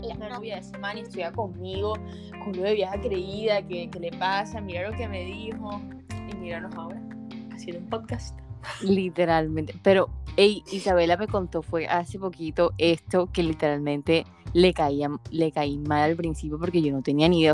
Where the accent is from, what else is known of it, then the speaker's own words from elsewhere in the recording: Barranquilla, Atlántico, Colombia; moved away as an adult; also born or lived in Bogotá; now in Medellín, Colombia; soy de Barranquilla, vivo en Medellín, estudio en Bogotá